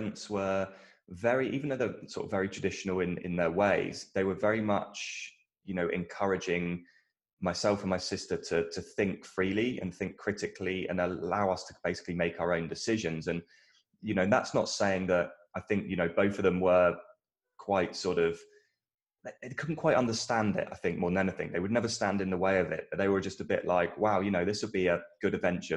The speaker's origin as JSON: {"language": "English", "area": "Dorset", "region": "South West England", "country": "United Kingdom", "tie": "born or raised there", "accent": "British", "moved": "yes", "said": "So I'm from a small town in the south of England. My dad was a fireman, still is actually to this day. He's doing more like fire safety at the moment. My mum was in sort of PA, EA type roles in various companies. Dorset's like a very rural town, and when I was growing up, it was great outside"}